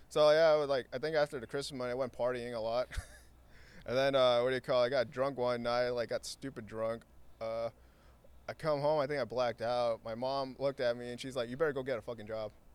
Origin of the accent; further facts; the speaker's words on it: Santa Ana, California, United States; born and raised in Santa Ana. Um, grew up in Floral Park.